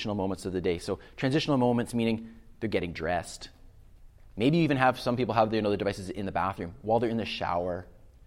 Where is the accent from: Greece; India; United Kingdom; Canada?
Canada; I'm from Canada